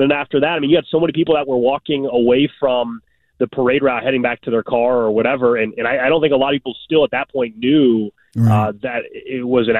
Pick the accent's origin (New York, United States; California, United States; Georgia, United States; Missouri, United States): Missouri, United States; Kansas City; I grew up in Kansas City, and so anytime your hometown goes through something like